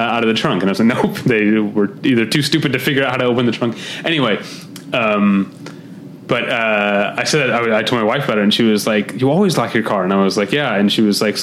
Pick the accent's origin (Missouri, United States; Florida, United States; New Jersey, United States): Missouri, United States; St. Louis; moved away as an adult; also born or lived in Chicago; now in Los Angeles, United States; I'm from St. Louis, went to college in Chicago, there for 4 years, and been out here about 12 years